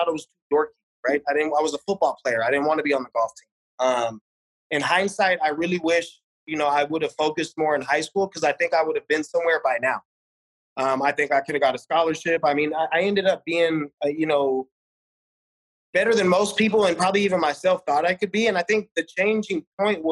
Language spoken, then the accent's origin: English; Las Vegas, Nevada, United States; I was born on the east side, man, Winterwood and Sahara. So I grew up on Desert Rose Golf Course